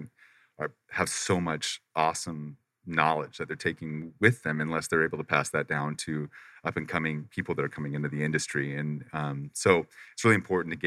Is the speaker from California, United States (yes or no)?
no; Paradise Valley, Arizona, United States; moved away; also born or lived in Pacific Northwest; I was raised in Arizona. I was raised over by Paradise Valley